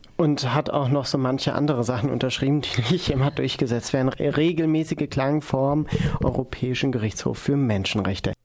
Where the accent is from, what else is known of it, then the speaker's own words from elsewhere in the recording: Germany; ich jetzt als Deutscher